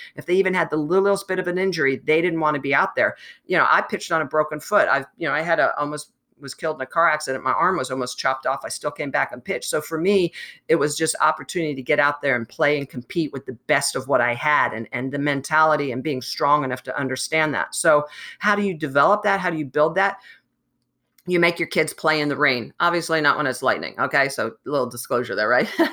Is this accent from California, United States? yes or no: no; New Jersey, United States; I grew up in New Jersey